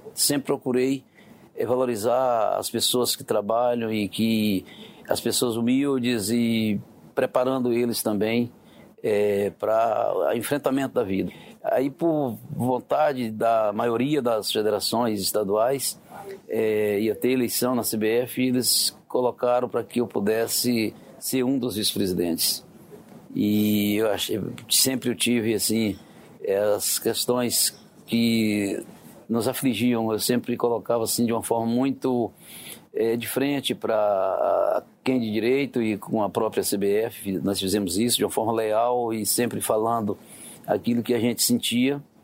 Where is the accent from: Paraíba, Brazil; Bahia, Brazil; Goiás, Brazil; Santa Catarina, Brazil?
Bahia, Brazil; Vitória da Conquista; eu nasci no interior da Bahia, em Vitória da Conquista, é uma cidade que fica no sudoeste da Bahia